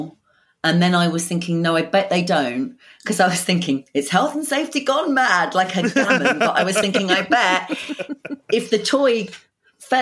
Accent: London, United Kingdom; you're from London

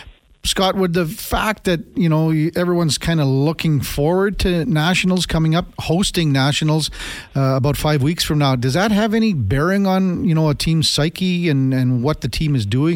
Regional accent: Melville, Saskatchewan, Canada; moved away; We grew up in Melville, across the street from each other.

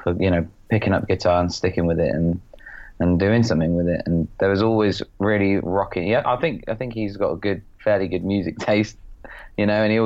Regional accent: just outside Oxford, South East England, United Kingdom; I grew up sort of just outside Oxford in a sort of semi-council-y kind of rural market town

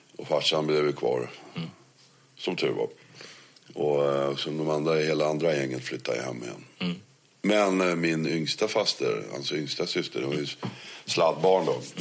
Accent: Netherlands; born or raised there; moved away as an adult; now in Sweden

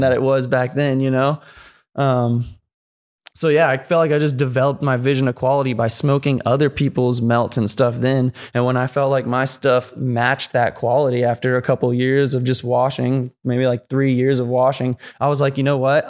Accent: San Antonio, Texas, United States; moved away as an adult; also born or lived in Chicago, Illinois; now in San Francisco Bay Area, United States; I moved to the Bay from San Antonio, Texas. I was born in Chicago. I lived there till I was eight

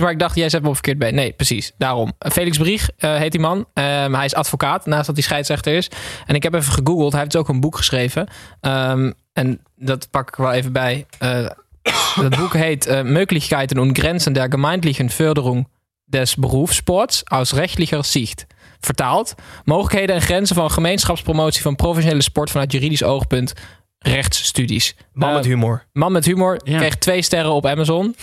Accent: Netherlands; wij als Nederlanders

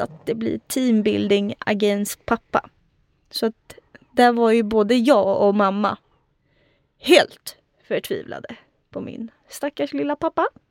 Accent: Örebro, Örebro County, Sweden; i Adolfsberg, där jag är uppvuxen

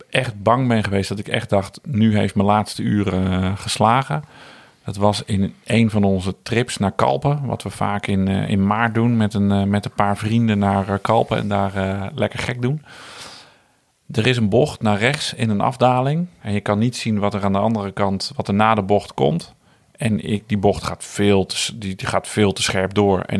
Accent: Netherlands; we zijn als Nederlanders

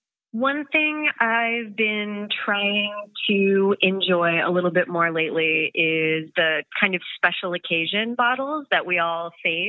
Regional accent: Portland, Maine, United States; now in Amsterdam, Netherlands; especially from the region where I came from. So I moved to Amsterdam from Portland, Maine.

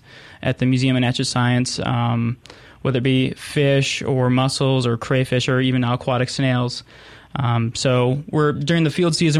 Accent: Minnesota, United States; moved away as an adult; also born or lived in South Dakota; now in Mississippi, United States; I'm originally from Minnesota, so I'll apologize for my accent right now. but, you know, I grew up in a really outdoor-oriented family

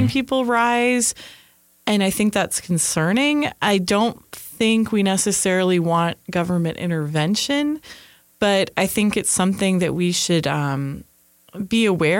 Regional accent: California, United States; growing up in California

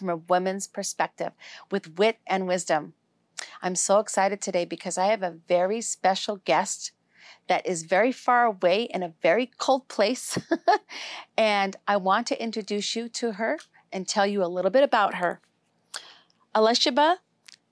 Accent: Minnesota and Wisconsin, Midwest, United States; now in Las Vegas, United States; I'm from Minnesota and Wisconsin

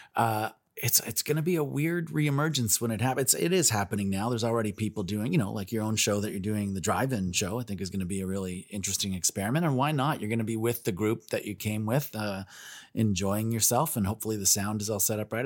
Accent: Toronto, Ontario, Canada; growing up in Toronto

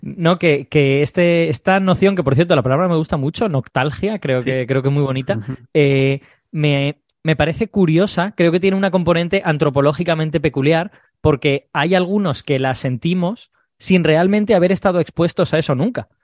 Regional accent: Castellón de la Plana, Valencian Community, Spain; moved away; mi ciudad natal, lo cual me alegra mucho, en Castellón

